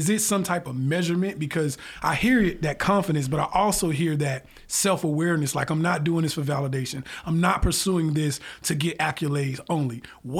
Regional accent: Atlanta, Georgia, United States; I'm from Atlanta.

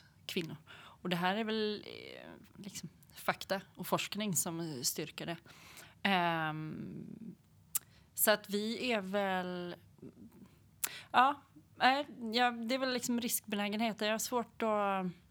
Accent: Hälsingland, Gävleborg County, Sweden; now in Gothenburg, Sweden; är uppväxt i Hälsingland

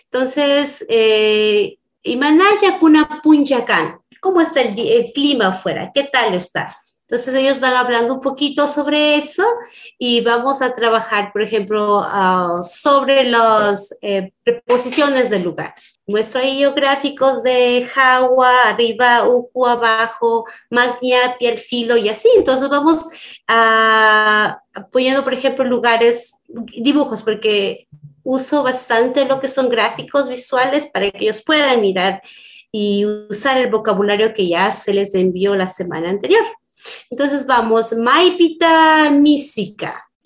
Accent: Ecuador; first language Kichwa; Spanish is a second language; aquí en mi país no se valora ya el idioma

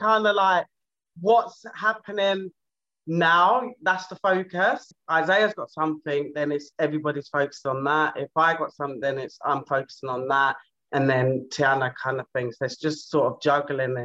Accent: London, United Kingdom; I'm from South London

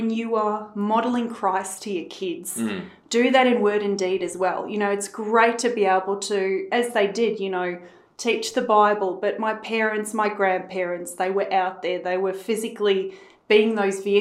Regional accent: Johannesburg, Gauteng, South Africa; now in Australia; growing up in South Africa too

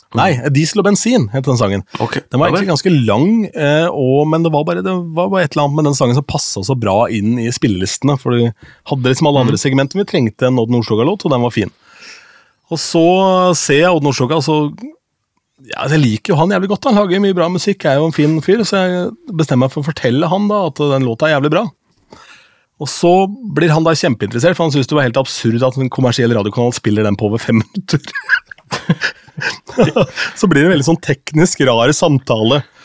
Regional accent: Askim, Østfold, Norway; moved away; da jobbet jeg i lokalradioen hjemme i Askim

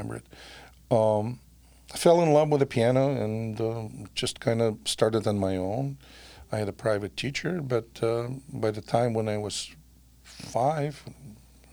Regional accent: Saint Petersburg, Russia; English is a second language; moved away as an adult; now in Milwaukee, United States; I was born in St. Petersburg, Russia.

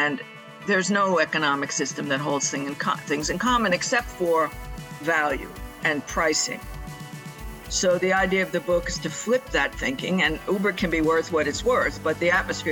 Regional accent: New York City, New York, United States; I was born in New York City, and I still live in the northeast of the United States

